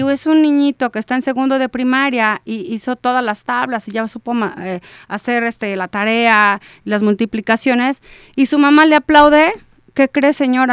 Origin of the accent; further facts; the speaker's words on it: Celaya, Guanajuato, Mexico; somos de Celaya y si ves un 461 garantizas que eres de Celaya